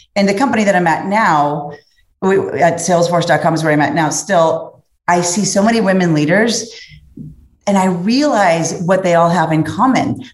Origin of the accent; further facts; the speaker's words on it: Cincinnati, Ohio, United States; I come from Cincinnati, Ohio, Midwest